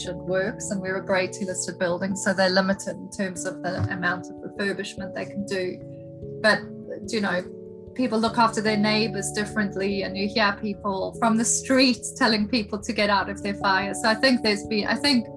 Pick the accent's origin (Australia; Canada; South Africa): South Africa; now in United Kingdom; I'm South African and a woman